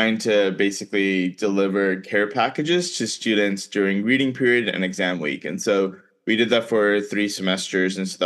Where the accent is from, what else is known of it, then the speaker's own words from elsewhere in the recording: South Florida, United States; also born or lived in India; I grew up in South Florida